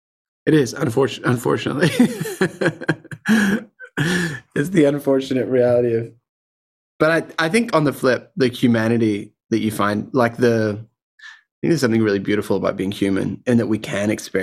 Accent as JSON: {"language": "English", "country": "Ireland", "tie": "born or raised there", "said": "Okay, so I grew up in Ireland around a very musical family. We were in the Salvation Army."}